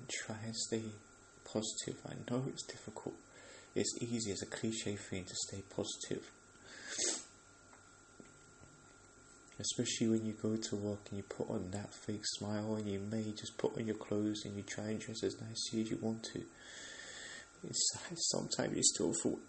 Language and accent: English; London, United Kingdom; I'm from England, I'm from London, and yeah, there's a lot of opportunities for us people that live here